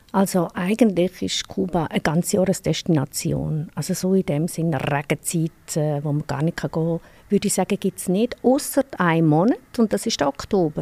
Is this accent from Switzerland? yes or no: yes; Switzerland; bei uns in der Schweiz